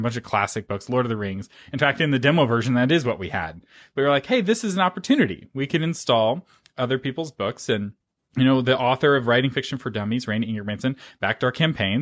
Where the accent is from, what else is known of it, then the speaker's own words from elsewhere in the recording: United States; I'm an American